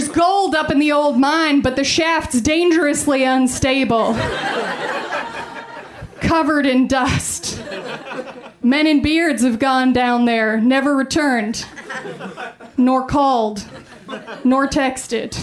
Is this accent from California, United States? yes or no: no; Colorado Springs, Colorado, United States; I'm from Colorado. I grew up in Colorado Springs.